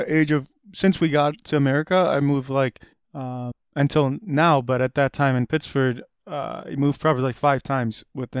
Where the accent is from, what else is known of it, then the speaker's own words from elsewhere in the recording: Afghanistan; now in United States; When we came from Afghanistan, there was a church that was the church, it was because of the church that we got the refugee resettlement in.